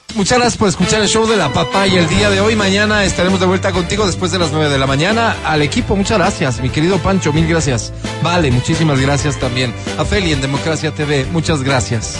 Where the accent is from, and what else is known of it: Quito, Pichincha, Ecuador